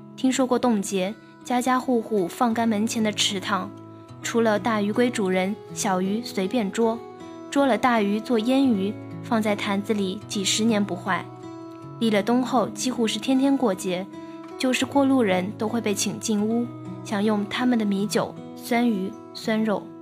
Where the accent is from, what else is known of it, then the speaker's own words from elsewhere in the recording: Yiwu, Zhejiang, China; 学姐来自浙江义乌，而义乌呢，是一个盛产红糖的地方。然后每年都会有一个节日叫做红糖节